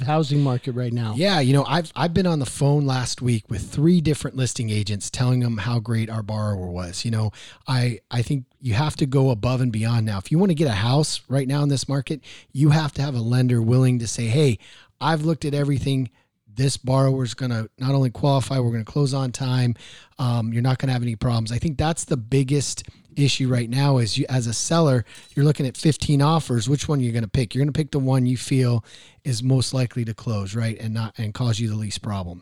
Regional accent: Maryland, United States; I was born in Maryland

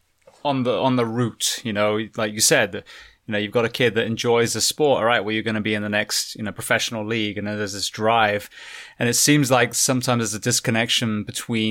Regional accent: United Kingdom; now in United States; being a Brit coming to the US

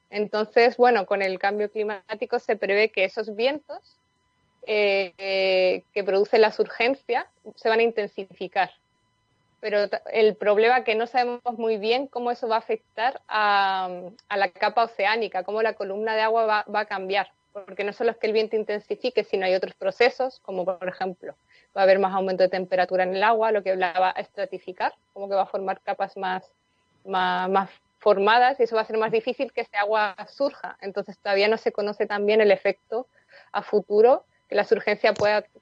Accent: Madrid, Community of Madrid, Spain; moved away as an adult; now in Coquimbo, Chile; Soy de España originalmente, de Madrid, pero la verdad que he vivido en muchas zonas del mundo antes de llegar a Chile y ya llevo viviendo aquí siete años, casi ocho.

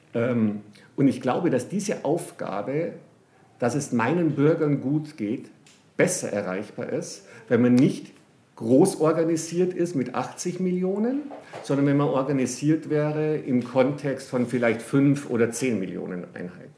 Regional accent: Bavaria, Germany; ich komme aus Bayern, also aus Deutschland

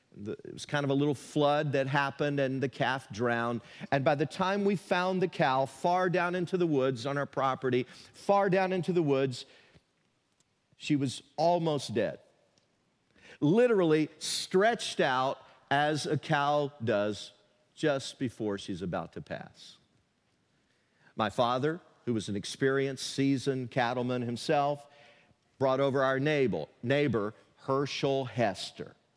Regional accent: Tennessee, United States; a fifteen-year-old teenager growing up in Tennessee

